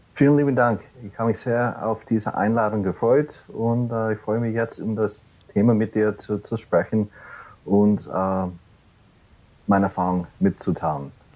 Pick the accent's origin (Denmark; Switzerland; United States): United States; New York City, New York; German is a second language; moved away as an adult; now in Germany; ich komme nicht ursprünglich aus Deutschland. Äh, ich bin gebürtiger Amerikaner in der Großstadt New York City und wohne seit oder lebe seit elf Jahren jetzt in Deutschland